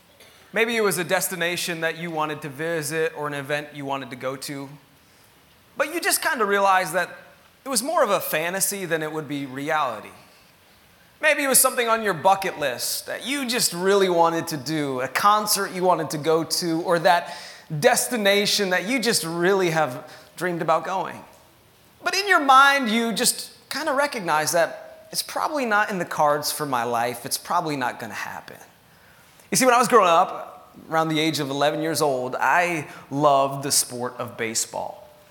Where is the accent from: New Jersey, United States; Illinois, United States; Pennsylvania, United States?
Pennsylvania, United States; growing up in Pennsylvania